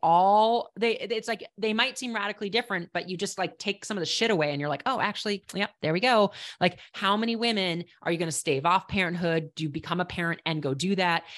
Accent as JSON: {"language": "English", "town": "Minneapolis", "region": "Minnesota", "country": "United States", "tie": "born or raised there", "also_born_or_lived": "Estes Park, Colorado / Boulder, Colorado", "moved": "as an adult", "lives_now": "New Hampshire, United States", "said": "I grew up in Minneapolis. When I say Minnesota, I think people can probably hear it"}